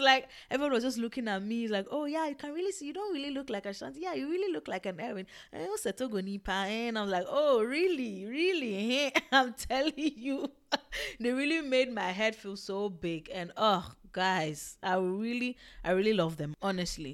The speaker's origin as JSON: {"language": "English", "country": "Togo", "said": "I'm not Ewe from Ghana, I'm Ewe from Togo, like, I'm actually Togolese"}